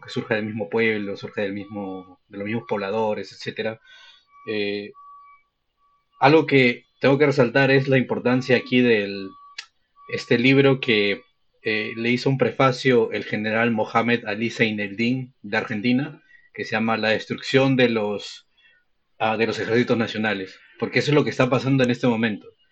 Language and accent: Spanish; Lima, Peru; yo he vivido en Lima toda mi vida